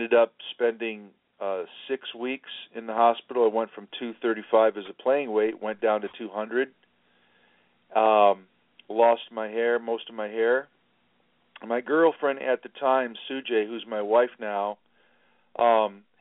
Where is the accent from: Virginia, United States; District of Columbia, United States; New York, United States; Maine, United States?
District of Columbia, United States; Washington; I was born in Washington, D.C. I'm Irish and I'm Sicilian